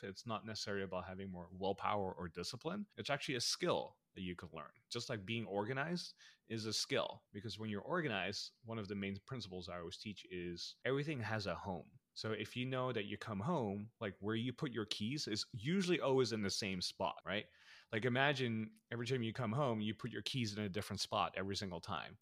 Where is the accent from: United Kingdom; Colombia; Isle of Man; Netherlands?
Netherlands; moved away as an adult; also born or lived in Philippines / United States; we immigrated from the Philippines to the Netherlands, where I grew up